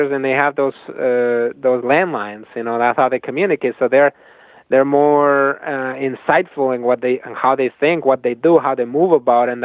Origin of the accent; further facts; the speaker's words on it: Spain; moved away as an adult; now in United States; I come from Spain